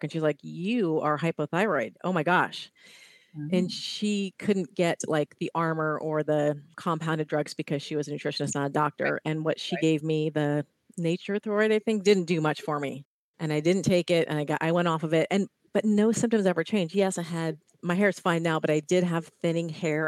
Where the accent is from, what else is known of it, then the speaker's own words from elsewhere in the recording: Ohio, United States; now in California, United States; I grew up in Ohio